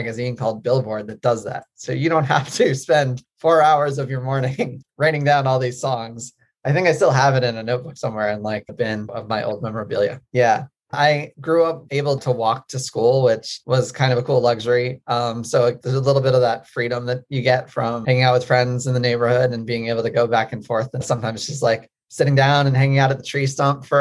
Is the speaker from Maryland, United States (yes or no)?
yes; Maryland, United States; I grew up in Maryland